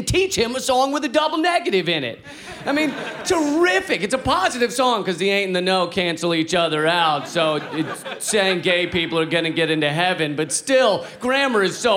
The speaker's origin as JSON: {"language": "English", "country": "United States", "said": "I'm from the United States"}